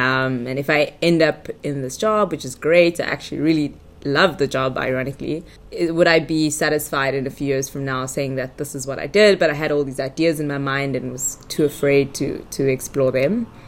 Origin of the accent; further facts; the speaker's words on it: Johannesburg, Gauteng, South Africa; born there; also born or lived in Durban; So I was born in Johannesburg. My parents were still students at the time, postgrad students at Wits University.